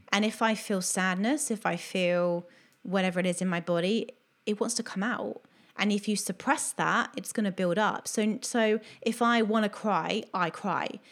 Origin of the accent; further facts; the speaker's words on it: Bournemouth, South West England, United Kingdom; moved away as an adult; also born or lived in Oxford / Greece / Cardiff; now in Australia; I'm originally from Bournemouth and then I lived in Oxford